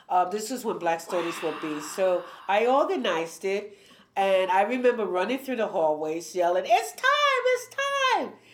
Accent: New York City, New York, United States; I grew up in Spanish Harlem during when New York City was Jim Crow

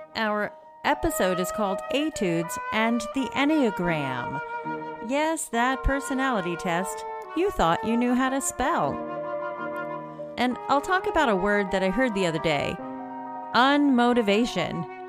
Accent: outside of Philadelphia, Pennsylvania, United States; I grew up outside of Philadelphia, and the Philadelphia Orchestra was everything to our family

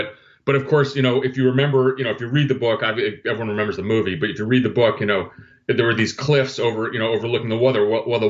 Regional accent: Athens, Attica, Greece; born there; I was born in Athens, hospital near the U.S. Embassy, in fact. So, Greece is a place that's, you know, near and dear to my heart. I try to go back every summer.

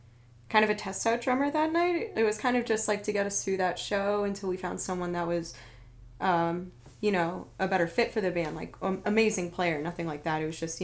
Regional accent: Kent, Massachusetts, United States; moved away as an adult; also born or lived in Boston, United States; now in Nashville, United States; And I moved to Nashville. I grew up in Kent, Massachusetts, right outside of Boston. Lived in Back Bay for a bit and moved down here.

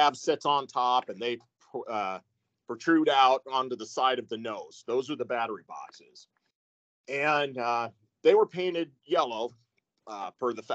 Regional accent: Galesburg, Illinois, United States; I grew up in Galesburg, Illinois, and which is where we lived

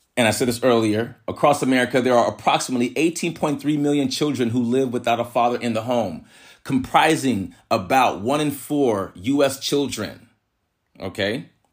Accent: San Jose, California, United States; also born or lived in San Francisco; I was born in San Francisco, raised in San Jose, California

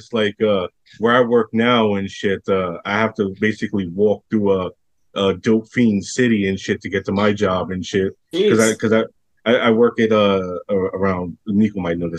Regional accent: New York City, New York, United States; as a New Yorker

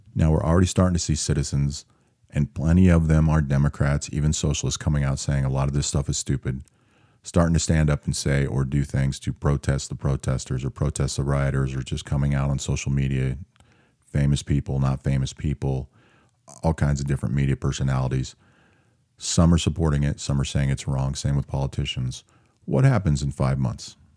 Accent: Seattle, Washington, United States; moved away; I'm from Seattle

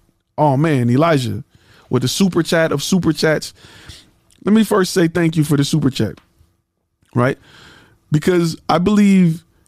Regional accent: Michigan, United States; I know a lot of them because I'm from Michigan and we got the mesquites and all of them up there.

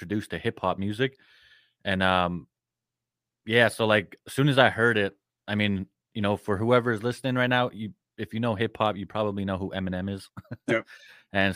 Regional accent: Prince Albert, Saskatchewan, Canada; I grew up in a very small town called Prince Albert. It's in Saskatchewan, Canada

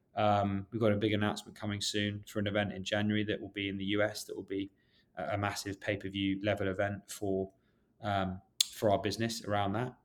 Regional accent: London, United Kingdom; moved away as an adult; now in New York City, United States; I grew up in West London

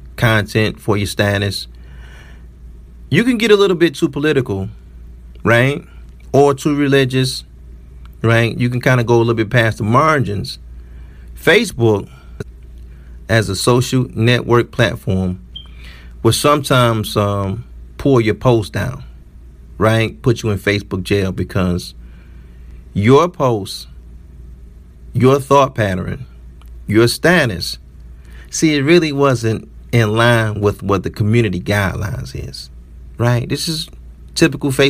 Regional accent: Detroit, Michigan, United States; I'm from the city of Detroit

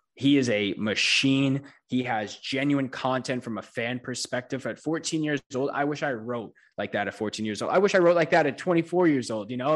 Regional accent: New York, United States; I'm from New York

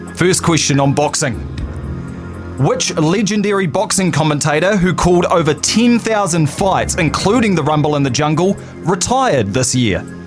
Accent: Timaru, Canterbury, New Zealand; I was born in Timaru

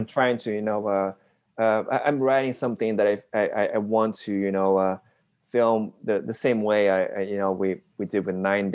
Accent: Brazil; moved away; I'm Japanese Brazilian. I was born and raised in Brazil

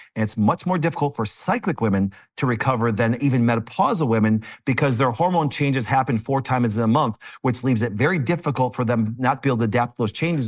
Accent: Green Bay, Wisconsin, United States; I'm from Green Bay, Wisconsin

